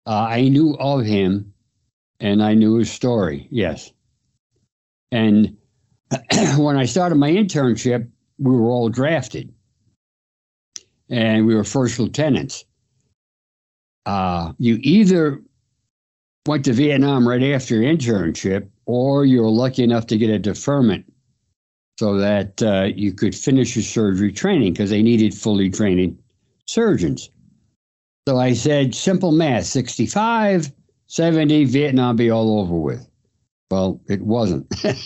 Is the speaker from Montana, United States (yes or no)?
no; Port Jefferson, New York, United States; now in Amsterdam, New York, United States; I grew up on Long Island, New York. Graduated from Port Jefferson High School in 1957.